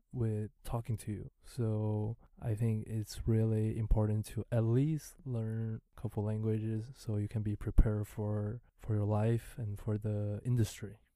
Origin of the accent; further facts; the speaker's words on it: Santa Catarina, Brazil; first language Mandarin Chinese; English is a second language; moved away as an adult; now in Taiwan; I was born in Santa Catarina